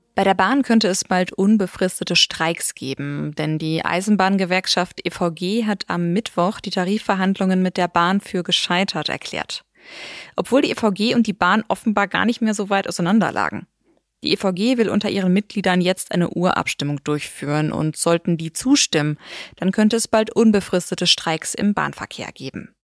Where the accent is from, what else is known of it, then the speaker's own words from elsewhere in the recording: Germany; bei uns in Deutschland